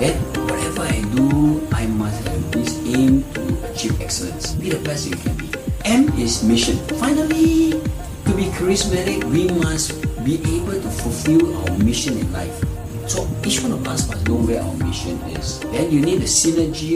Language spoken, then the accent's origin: English; Singapore; I was a street kid. I grew up in Jalan Besar